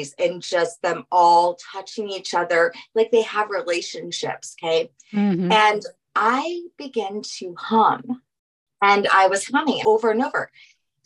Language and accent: English; New Orleans, Louisiana, United States; I'm from New Orleans. I'm from Louisiana